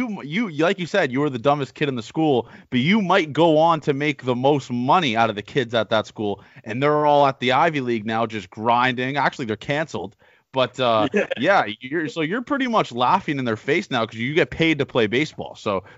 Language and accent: English; Milton, Ontario, Canada; I'm from the Canadian version of this town. It's Milton, yeah. Massachusetts. I'm from Milton, Ontario, Canada.